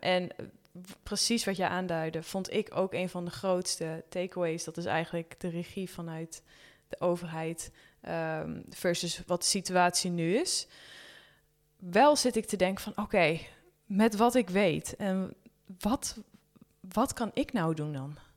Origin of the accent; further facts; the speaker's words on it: Netherlands; als Nederlander